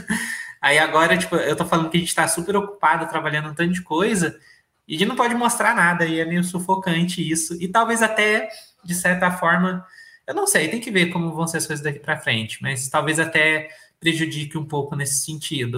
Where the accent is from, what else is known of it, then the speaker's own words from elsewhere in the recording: Brazil; E eu nunca saí do Brasil, eu nunca fui para fora